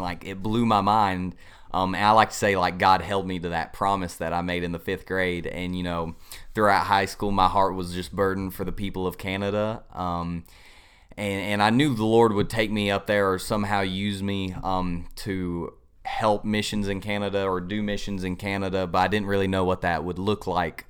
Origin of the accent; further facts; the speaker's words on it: Inman, South Carolina, United States; I am originally from Inman, South Carolina, just right down the road. Uh, grew up there all my life